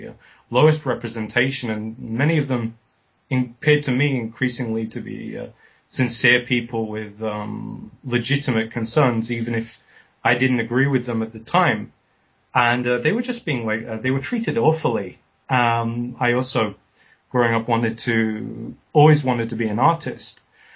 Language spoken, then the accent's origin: English; South East England, United Kingdom; born there; also born or lived in Spain; I was born in West Sussex, which is on the south coast of England. My father was a Catalonian folk singer, and I spent the first few years of my life in Spain, and it's left me with a slight accent.